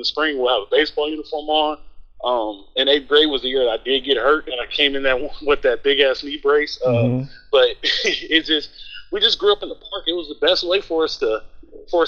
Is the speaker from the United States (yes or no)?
yes; Los Angeles, California, United States; also born or lived in Long Beach; I grew up on the east side of L.A., 48th and Avalon, Middle South Central